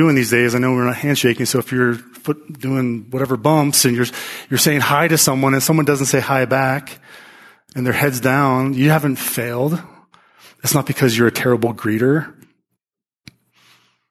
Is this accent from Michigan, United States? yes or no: no; Pennsylvania, United States; as a kid growing up in Pennsylvania